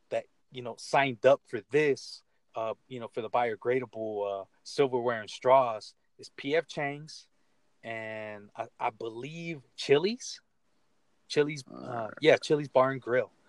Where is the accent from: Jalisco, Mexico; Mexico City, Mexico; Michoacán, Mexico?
Michoacán, Mexico; He's from know, my hometown of Michoacan.